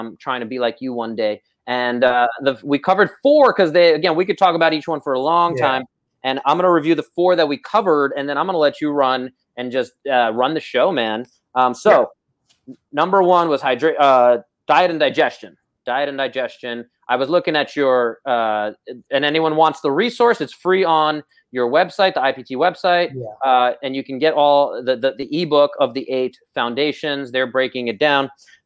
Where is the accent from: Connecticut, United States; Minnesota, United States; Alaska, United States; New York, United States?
New York, United States; New York City; moved away; I grew up in Brooklyn